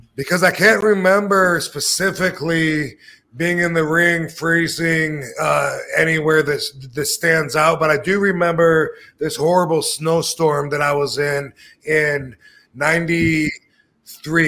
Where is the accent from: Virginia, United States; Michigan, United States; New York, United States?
Michigan, United States; moved away; I grew up in Michigan. As a kid, it was fun to play in the oh, snow.